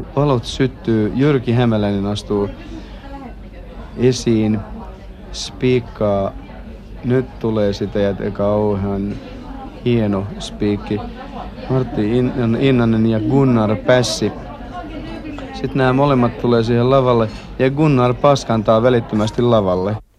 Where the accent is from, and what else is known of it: Helsinki, Uusimaa, Finland; born or raised there; also born or lived in Pori / Rauma